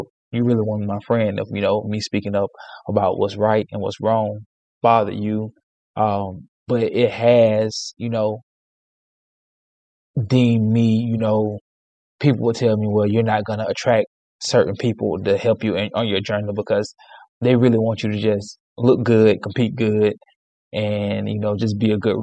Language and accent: English; Alabama, United States; I was born and raised in Alabama